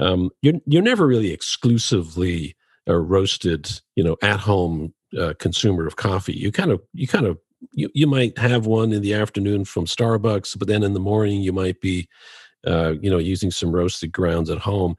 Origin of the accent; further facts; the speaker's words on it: Dublin, Leinster, Ireland; I grew up in Dublin, Ireland.